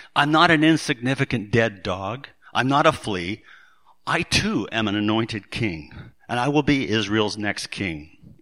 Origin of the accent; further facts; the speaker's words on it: Surrey, British Columbia, Canada; my hometown of Surrey